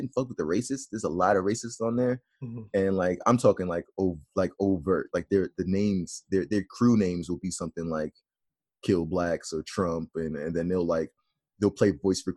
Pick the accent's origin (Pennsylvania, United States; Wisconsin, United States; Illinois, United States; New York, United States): New York, United States; I'm from New York. We've been on lockdown for a while now. I'm here right now in Brooklyn